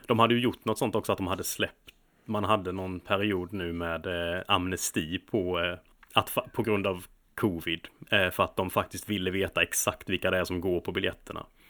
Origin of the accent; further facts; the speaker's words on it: Småland, Sweden; now in London, United Kingdom; som smålänning